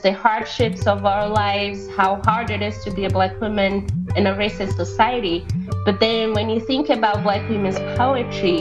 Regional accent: Feira de Santana, Bahia, Brazil; English is a second language; moved away; So I'm from Feira de Santana, a small city in Bahia, the state of Bahia, Brazil

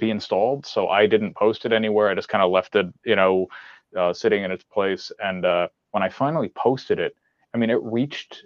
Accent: Poughkeepsie, New York, United States; I'm from Poughkeepsie

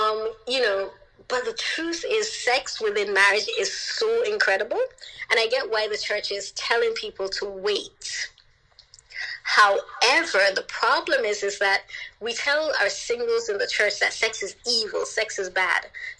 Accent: Jamaica; born there; And, you know, I didn't tell him that I was born in Jamaica.

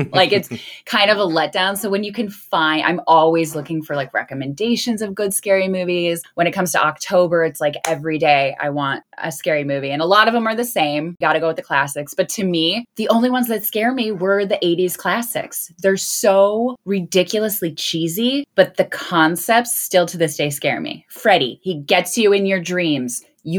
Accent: Crystal Lake, Illinois, United States; And I'm also from Crystal Lake, so it's kind of like

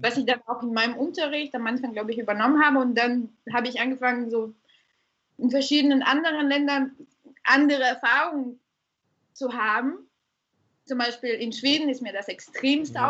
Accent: Bulgaria; also born or lived in Ruhr area, Germany; now in Germany; Ich komme, wie gesagt, ursprünglich aus Bulgarien, äh, lebe aber jetzt seit wirklich Ewigkeiten äh, in Deutschland, hauptsächlich im Pott

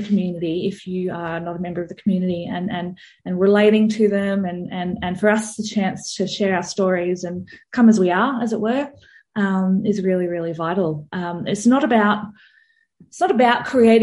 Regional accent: Melbourne, Victoria, Australia; moved away as an adult; now in Wimmera, Australia; I grew up in Melbourne

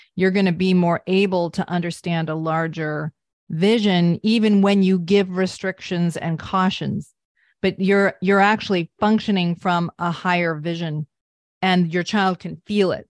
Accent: Vermont, United States; I grew up in Vermont

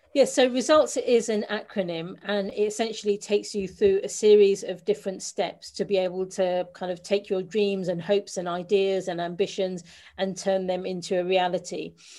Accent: London, United Kingdom; I'm a Londoner born and bred.

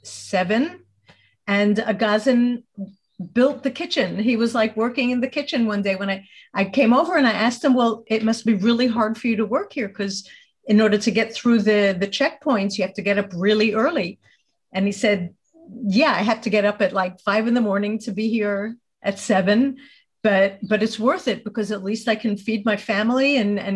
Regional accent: New York City, New York, United States; moved away as an adult; now in Israel; I was born in the States and grew up in the Bronx.

